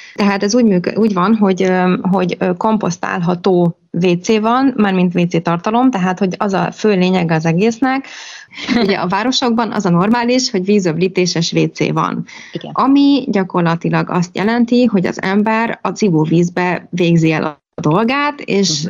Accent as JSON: {"language": "Hungarian", "town": "Pécs", "region": "Baranya", "country": "Hungary", "tie": "born or raised there", "also_born_or_lived": "Szarvaskő", "moved": "yes", "lives_now": "Gyűrűfű, Hungary", "said": "a párom is, meg én is városban nőttünk fel, ő Budapesten, én meg Pécsen"}